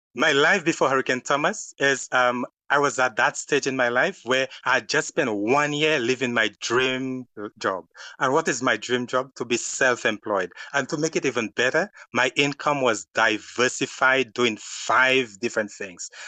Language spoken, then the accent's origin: English; St. Lucia; moved away as an adult; now in Canada; I am from the Caribbean island named Saint Lucia.